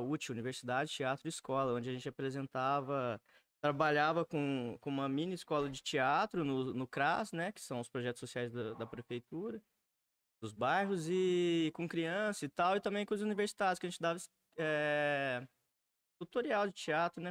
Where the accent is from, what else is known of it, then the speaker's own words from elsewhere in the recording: Alfenas, Minas Gerais, Brazil; eu sou nascido e criado em Alfenas, minha família é quase toda daqui, da região, sul de Minas